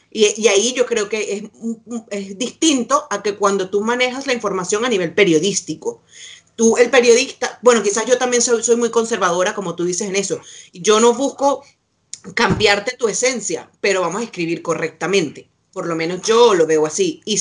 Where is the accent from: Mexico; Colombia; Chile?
Chile; ahora o aquí yo siendo chilena, supongo, porque además yo tengo la nacionalidad chilena